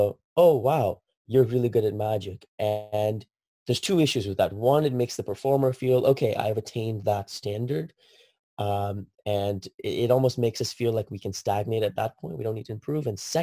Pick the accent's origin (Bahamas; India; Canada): India; now in United States; I grew up in India